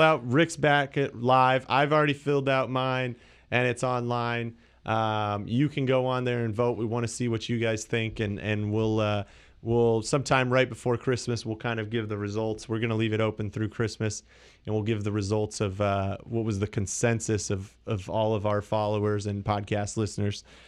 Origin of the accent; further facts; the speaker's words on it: Canada; I'm Canadian